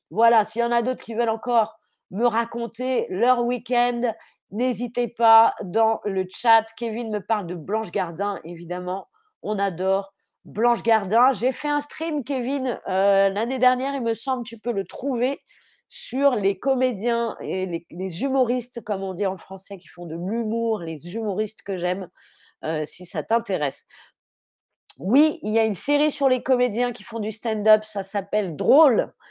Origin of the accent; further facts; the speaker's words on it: Paris, Île-de-France, France; Puis j'ai grandi à Paris, dans un quartier avec énormément d'Algériens, de Marocains, de Tunisiens.